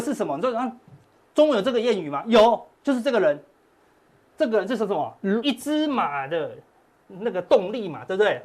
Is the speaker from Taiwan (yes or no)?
yes; Taiwan; 我们台湾人是到处都戴口罩